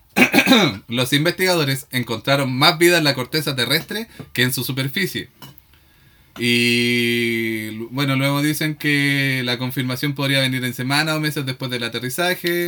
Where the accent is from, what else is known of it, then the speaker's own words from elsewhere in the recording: Victoria, Araucanía, Chile; como somos de Victoria